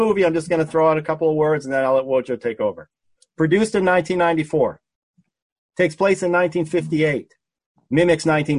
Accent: Massachusetts, United States; viewers, I'm from Massachusetts.

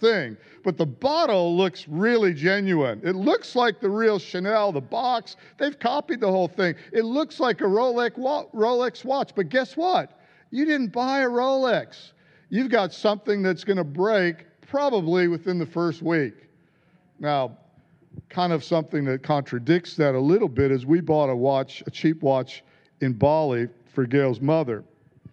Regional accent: United States; moved away; being American

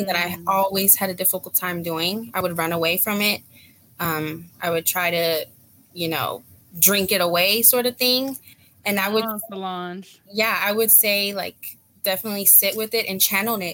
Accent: North Carolina, United States; first language Spanish; English is a second language; now in Texas, United States; I was raised in North Carolina half my life

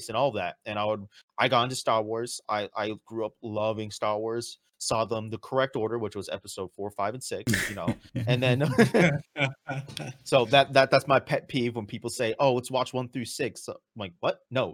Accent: Edwards Air Force Base, California, United States; I grew up right outside of Edwards Air Force Base

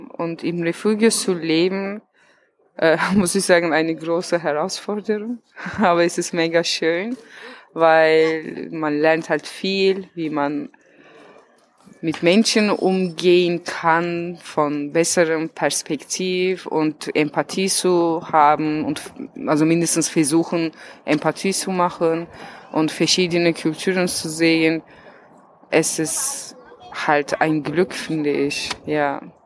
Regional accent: Turkey; German is a second language; now in Berlin, Germany; ich bin 31 Jahre alt, ich komme aus der Türkei

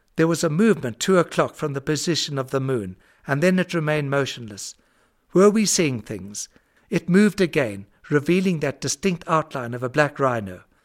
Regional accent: Zimbabwe; the farm I grew up on in Zimbabwe

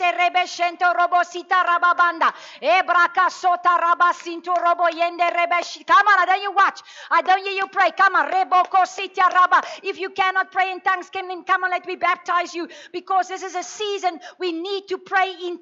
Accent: South Africa; growing up in the Afrikaner culture and growing up in religion

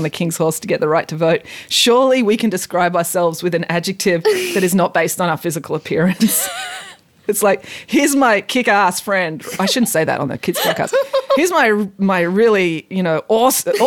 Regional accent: England, United Kingdom; now in Bowral, Australia; I was born in England

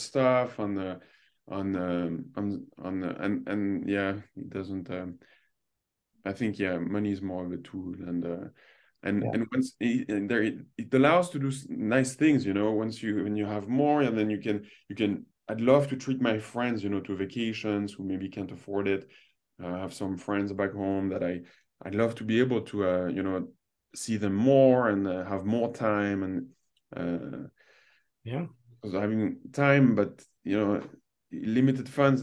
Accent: France; moved away; also born or lived in Toronto; I grew up in France where I grew up in a country where money was evilized

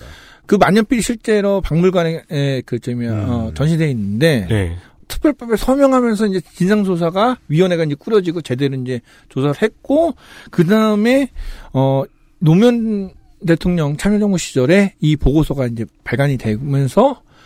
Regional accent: Jeju, South Korea; 저희 그 제주도민 입장에서는

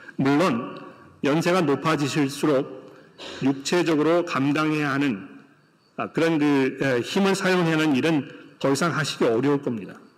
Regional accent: South Korea; now in Australia; 한국 문화 속에서 자라온 우리 한국의 성도들이

